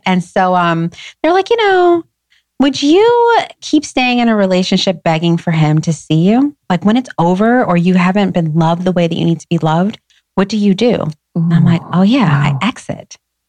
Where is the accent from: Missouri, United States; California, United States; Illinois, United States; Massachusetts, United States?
Illinois, United States; Schaumburg; also born or lived in Detroit / Inglewood; grew up in a beautiful suburban, you know, Schaumburg, blue ribbon schools.